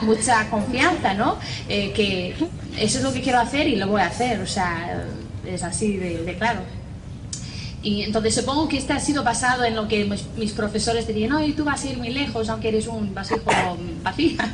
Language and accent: Spanish; Northern Ireland, United Kingdom; accent: strong Irish; Spanish is a second language; moved away; soy de Irlanda del Norte, tengo 28 años